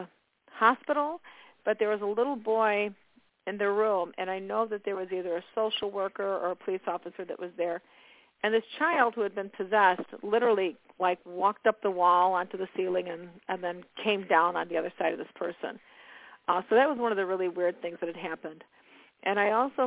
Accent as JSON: {"language": "English", "town": "Chicago", "region": "Illinois", "country": "United States", "tie": "born or raised there", "moved": "yes", "lives_now": "Indiana, United States", "said": "I'm in Indiana now. I was born and raised in Chicago"}